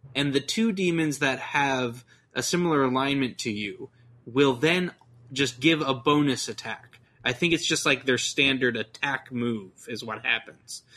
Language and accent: English; Texas, United States; I'm from Texas